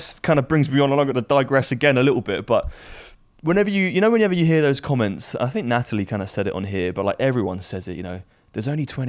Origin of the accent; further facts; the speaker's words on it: North Wales, United Kingdom; I was born in North Wales, so I love the Welsh.